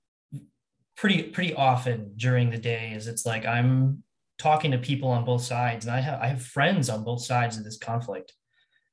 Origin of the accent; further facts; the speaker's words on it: United States; I'm an American